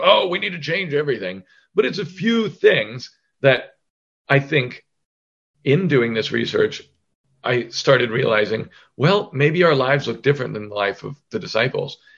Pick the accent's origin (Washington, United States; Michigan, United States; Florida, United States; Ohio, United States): Ohio, United States; Chillicothe; moved away as an adult; also born or lived in New York City / Los Angeles; we moved back to my hometown of in Ohio, of Chillicothe, Ohio